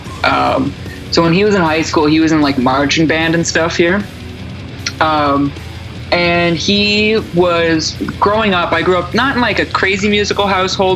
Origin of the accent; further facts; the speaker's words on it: Oshawa, Ontario, Canada; also born or lived in Toronto; I'm originally from Ontario. I grew up in Oshawa, which is about an hour east of Toronto